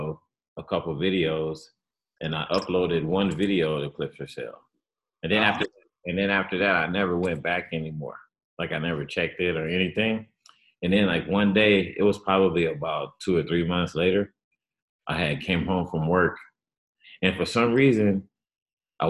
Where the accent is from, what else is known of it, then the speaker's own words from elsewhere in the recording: Los Angeles, California, United States; moved away as an adult; now in Las Vegas, United States; I'm from Los Angeles